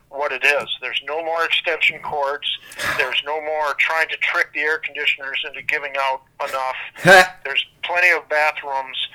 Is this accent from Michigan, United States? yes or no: yes; Lansing, Michigan, United States; moved away; Well, when I left Michigan, I came from Lansing, which was the largest car building city in America.